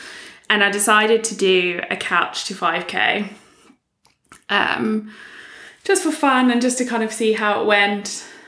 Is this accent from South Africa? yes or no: yes; South Africa; moved away as an adult; now in United Kingdom; I moved to the UK. I'm originally from South Africa and moved to the UK about 8 years ago now.